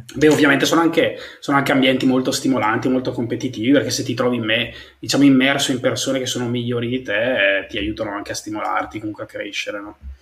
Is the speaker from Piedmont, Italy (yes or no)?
no; Brescia, Lombardy, Italy; io comunque vengo da Brescia, quindi dalla provincia